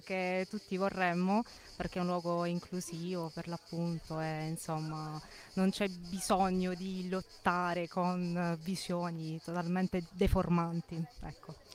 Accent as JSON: {"language": "Italian", "town": "Bari", "region": "Apulia", "country": "Italy", "said": "Da Bari e studio a Bari"}